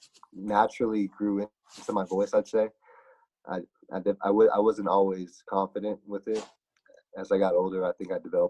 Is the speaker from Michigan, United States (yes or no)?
no; McAllen, Texas, United States; also born or lived in Chicago, Illinois / Austin, Texas; now in Kyle, United States; I actually grew up in South Texas, down in the Rio Grande Valley, McAllen.